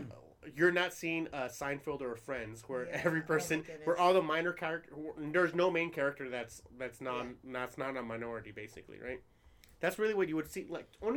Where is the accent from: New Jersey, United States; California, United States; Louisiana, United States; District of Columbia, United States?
New Jersey, United States; I'm from New Jersey.